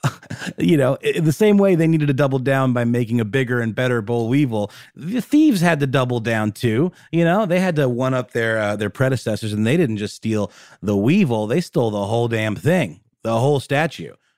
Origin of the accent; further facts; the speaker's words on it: Augusta, Georgia, United States; in my hometown in Augusta, Georgia